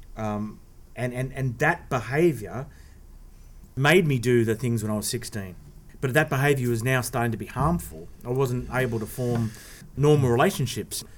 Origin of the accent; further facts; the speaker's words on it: Sydney, New South Wales, Australia; I was adopted, and and I was I was born in Sydney